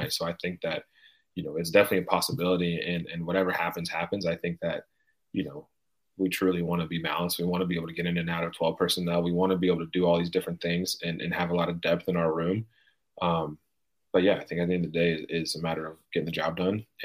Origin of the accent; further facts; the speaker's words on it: California, United States; dude, I'm from Northern California where it snows every five days.